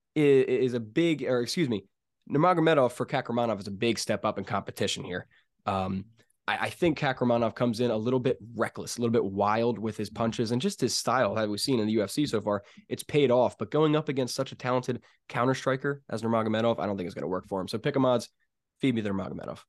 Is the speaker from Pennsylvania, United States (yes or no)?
yes; Pennsylvania, United States; I'm from Pennsylvania.